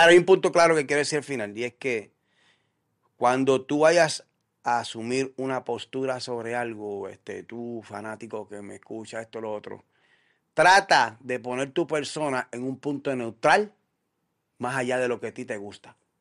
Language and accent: Spanish; Puerto Rico; como puertorriqueño